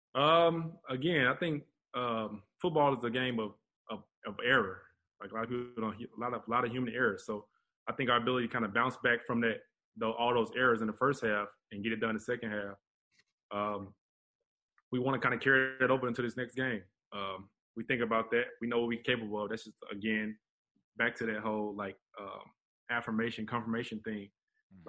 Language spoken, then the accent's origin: English; Atlanta, Georgia, United States; moved away as an adult; now in Houston, United States; we both from Atlanta